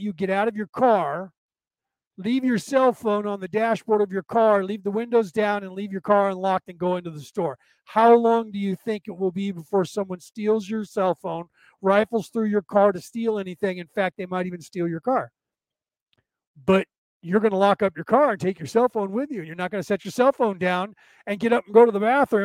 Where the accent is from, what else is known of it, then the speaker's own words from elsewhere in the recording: United States; I was born in this country. I'm an American citizen